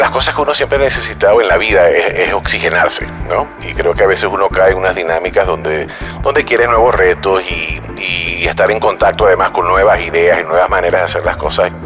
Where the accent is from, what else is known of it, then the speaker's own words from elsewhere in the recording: Venezuela; moved away as an adult; now in Mexico; sí soy venezolano